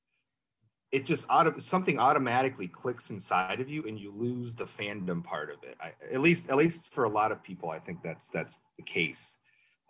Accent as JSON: {"language": "English", "town": "Wilkes-Barre", "region": "Pennsylvania", "country": "United States", "tie": "born or raised there", "moved": "as an adult", "lives_now": "Chicago, United States", "said": "I grew up in near Wilkes-Barre, Pennsylvania"}